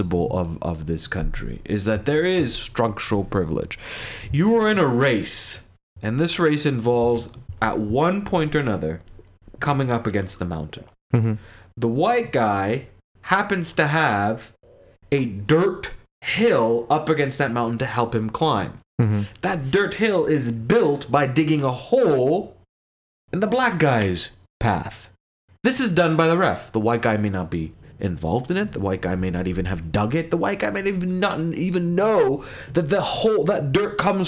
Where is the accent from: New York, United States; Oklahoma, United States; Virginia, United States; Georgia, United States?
Virginia, United States; Fairfax; I was born in Fairfax, Virginia.